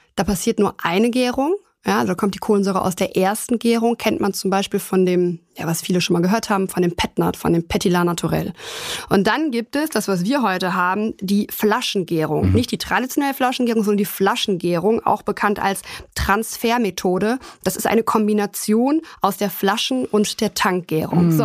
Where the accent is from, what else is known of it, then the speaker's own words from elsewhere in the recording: Germany; bei uns in Deutschland kennt man natürlich vornehmlich die Sektflöten